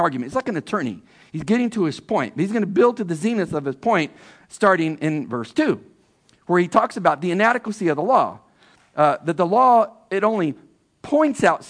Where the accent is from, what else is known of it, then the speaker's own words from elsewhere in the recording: California, United States; moved away as an adult; I'm from California